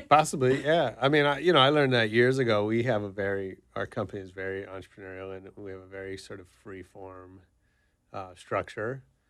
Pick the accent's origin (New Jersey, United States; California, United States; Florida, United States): California, United States; San Francisco; I grew up in San Francisco, taking the city bus everywhere